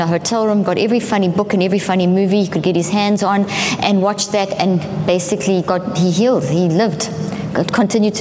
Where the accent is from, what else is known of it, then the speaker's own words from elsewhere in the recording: South Africa; moved away; also born or lived in Zimbabwe; I come from South Africa